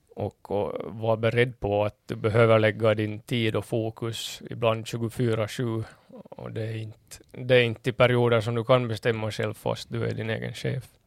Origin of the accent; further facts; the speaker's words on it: Kimito, Southwest Finland, Finland; moved away as an adult; now in Åland, Finland; min hemort Kimito